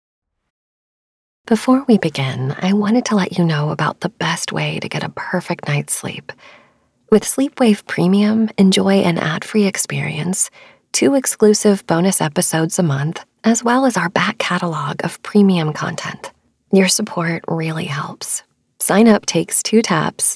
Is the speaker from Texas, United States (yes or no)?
yes; North Texas, United States; moved away as an adult; also born or lived in Los Angeles; Being a kid growing up in North Texas, which is mostly flat and dry